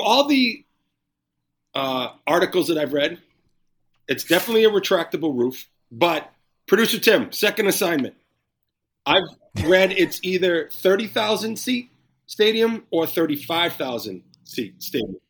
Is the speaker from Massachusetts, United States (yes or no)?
yes; Boston, Massachusetts, United States; moved away as an adult; now in Las Vegas, United States; Growing up in Boston